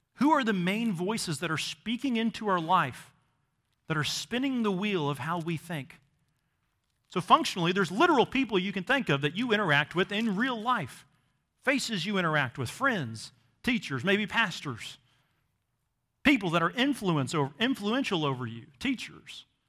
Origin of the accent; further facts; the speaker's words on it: Missouri, United States; growing up in Missouri, I never actually saw the ocean until I was a teenager